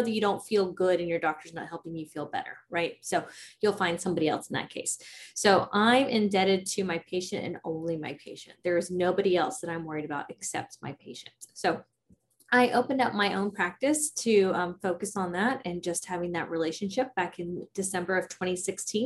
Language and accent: English; Prosper, Texas, United States; I grew up in a small little town called Prosper